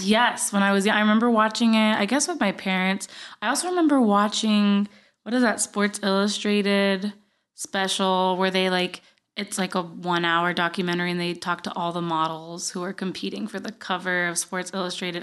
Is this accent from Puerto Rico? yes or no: yes; Guaynabo, Puerto Rico; accent: Puerto Rican; moved away as an adult; now in United States; I grew up in Guaynabo, Puerto Rico.